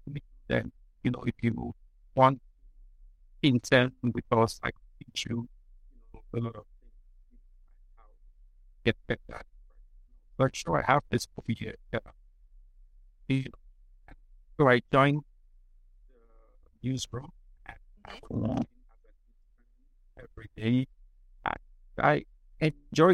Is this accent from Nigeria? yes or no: yes; Lagos, Nigeria; I was born, raised in Lagos. Well, I'm not from Lagos, but I was born, raised in Lagos.